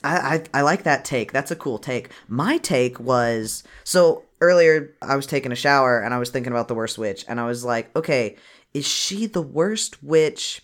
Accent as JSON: {"language": "English", "country": "United States", "said": "we're from America"}